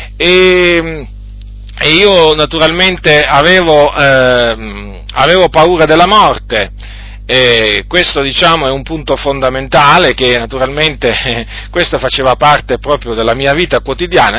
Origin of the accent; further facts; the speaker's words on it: Italy; also born or lived in Noyon, Picardy, France / Sicily (parents' origin); nel 1970 dunque noi eh, siamo venuti in Italia